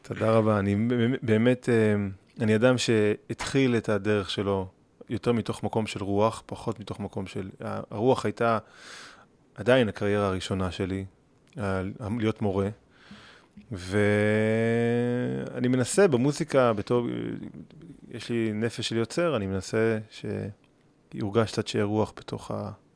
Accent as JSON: {"language": "Hebrew", "town": "Gimzo", "region": "Central District", "country": "Israel", "tie": "born or raised there", "said": "יש לי שם בית, שם גדלתי. אני טיפוס מקומי."}